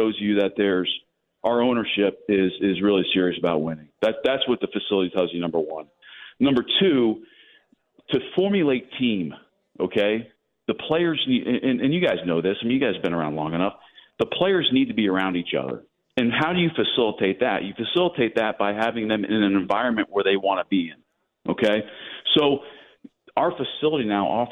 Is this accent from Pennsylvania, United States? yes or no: yes; Pennsylvania, United States; moved away; we're both from Pennsylvania